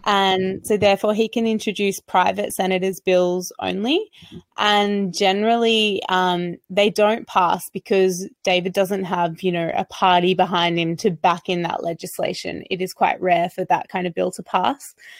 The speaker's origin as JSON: {"language": "English", "country": "Australia", "said": "I'm an Australian recording artist"}